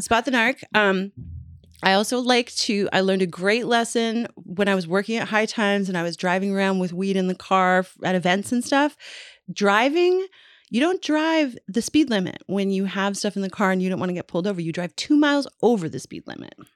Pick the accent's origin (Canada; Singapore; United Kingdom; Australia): Canada; Newfoundland and Labrador; when I was a little girl growing up in Newfoundland